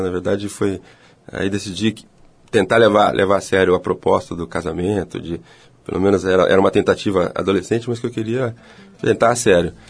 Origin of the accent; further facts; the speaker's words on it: Ribeirão Preto, São Paulo, Brazil; ele se transferiu para Ribeirão Preto, que foi onde eu nasci